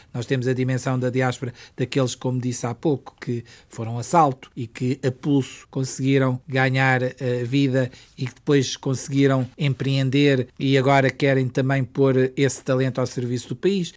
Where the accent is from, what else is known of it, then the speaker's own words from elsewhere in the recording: Portugal; also born or lived in Macau; como português